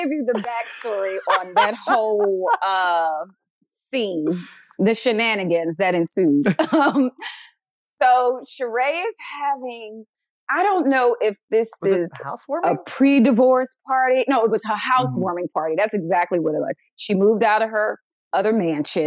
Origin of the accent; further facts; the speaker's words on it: Philadelphia, Pennsylvania, United States; I'm from Philly. Okay. Oh. And so being from Philly, you know, we're very quick witted